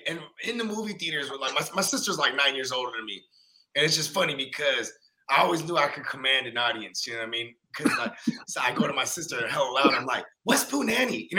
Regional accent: West Coast, United States; we're from the West Coast

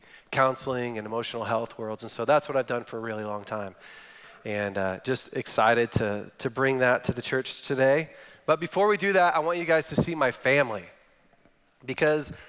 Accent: Northern California, United States; I'm from Northern California, which is different than the California that you're thinking about

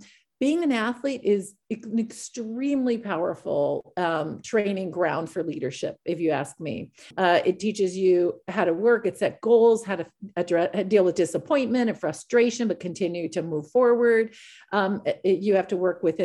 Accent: Iowa, United States; as a white woman in the United States, growing up in Iowa

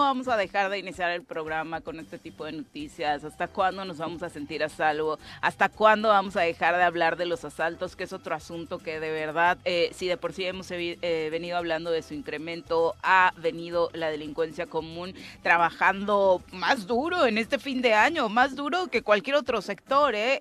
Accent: Morelos, Mexico; El resto de los morelenses

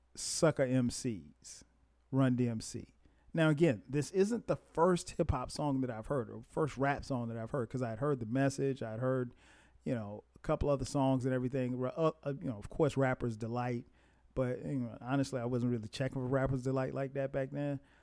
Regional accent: Florence, South Carolina, United States; growing up in Florence, South Carolina, and very small place

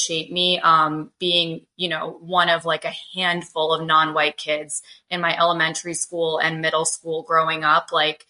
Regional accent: outside of Boston, Massachusetts, United States; moved away; I'm currently in San Antonio, Texas, which is where my parents have retired to. But I grew up outside of Boston, Massachusetts. My parents are immigrants from India.

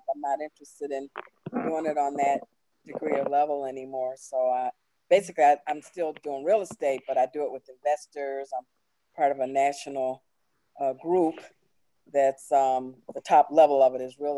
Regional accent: Chicago, Illinois, United States; now in Baltimore, United States; Southwest suburbs of Chicago

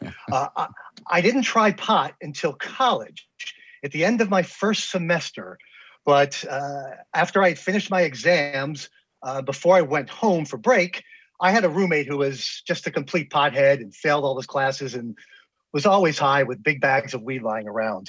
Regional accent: New York City suburbs, United States; moved away as an adult; now in Washington, D.C., United States; I grew up in New York State. I'm in Washington, D.C. here, our nation's bullseye. I've been here for about almost 19 years now, but I grew up in New York City suburbs.

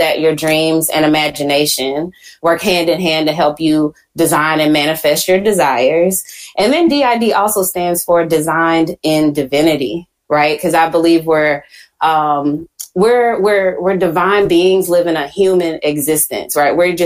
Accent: Houston, Texas, United States; accent: Southern; I'm from Houston

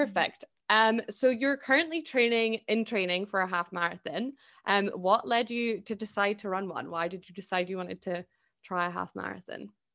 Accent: Scotland, United Kingdom; I'm Scottish

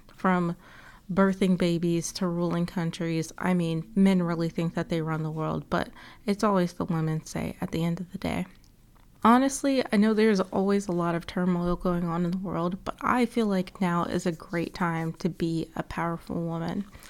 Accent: Atlanta, Georgia, United States; I was born and raised in Atlanta

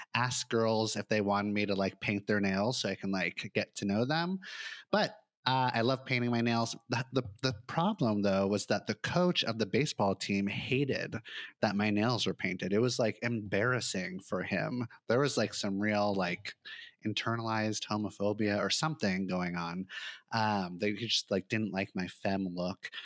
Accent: Santa Monica, California, United States; I grew up in Santa Monica in Los Angeles

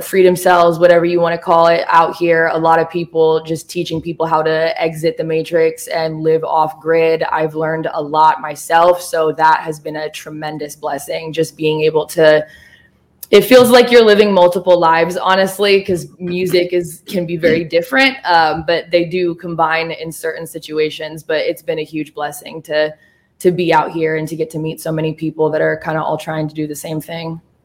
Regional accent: Oregon, United States; moved away as an adult; also born or lived in Los Angeles, California; now in Nashville, United States; I'm from Oregon

